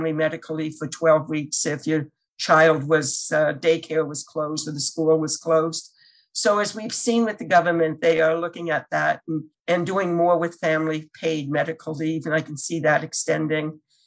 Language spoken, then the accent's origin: English; Canada; now in United States; I'm originally from Canada